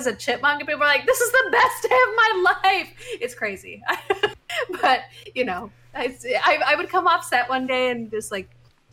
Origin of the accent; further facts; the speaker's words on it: a little bit outside of Chicago, Illinois, United States; now in Chicago, United States; I am from Illinois. SteelSeries headquarters in Chicago. So I live in Chicago now, and I'm from a little bit outside of Chicago